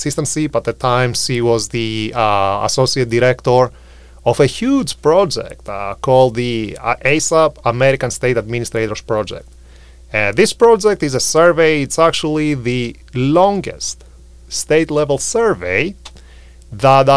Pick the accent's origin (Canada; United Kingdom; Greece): Greece; moved away as an adult; now in United States; I'm from Greece